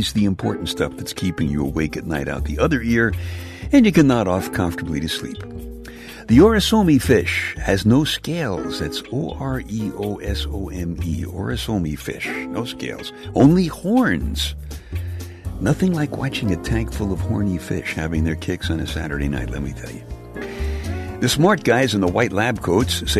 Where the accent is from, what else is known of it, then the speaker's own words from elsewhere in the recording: New York City, New York, United States; section of Brooklyn, New York